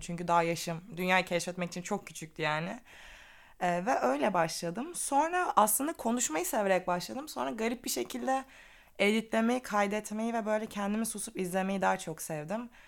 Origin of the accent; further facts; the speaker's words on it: Black Sea Region, Turkey; also born or lived in Istanbul; now in Ireland; Asıl Karadenizliyim.